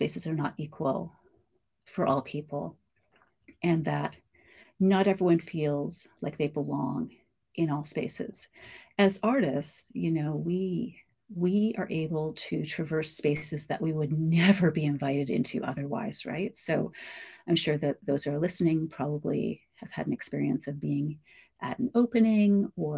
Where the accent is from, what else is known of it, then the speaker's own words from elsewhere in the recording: Canada; I am Black Canadian, we've been here since just before, and then around the Civil War, my family settled south of Chatham-Kent